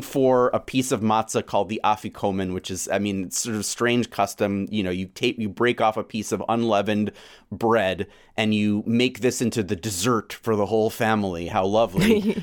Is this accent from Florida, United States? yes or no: no; New York City, New York, United States; moved away as an adult; now in Boston, United States; I still feel like I'm in exile from New York City.